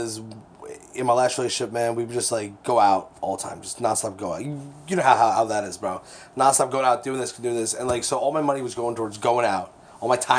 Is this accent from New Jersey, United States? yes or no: yes; Keyport, New Jersey, United States; growing up in Keyport